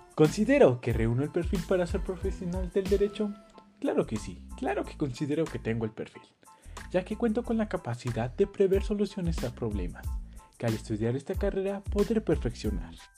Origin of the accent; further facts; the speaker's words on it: Colima, Mexico; now in Jocotitlán, Mexico; Nací en Colima, actualmente resido en Jocotitlán, Estado de México